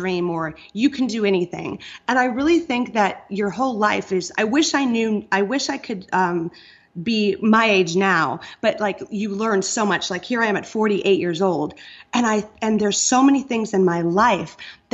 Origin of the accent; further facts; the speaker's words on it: Iowa, United States; moved away; I kind of come from that safe zone of being born and raised in Iowa